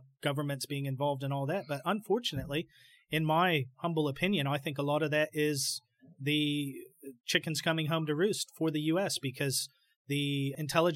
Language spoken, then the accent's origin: English; United States; as an American